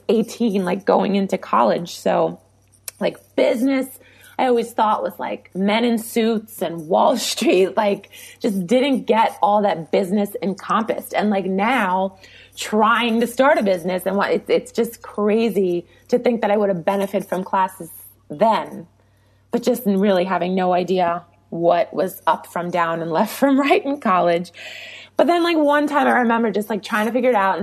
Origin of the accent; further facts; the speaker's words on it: New York, United States; I'm from New York and it happened, you know, 40 minutes away from where I went to school and where we lived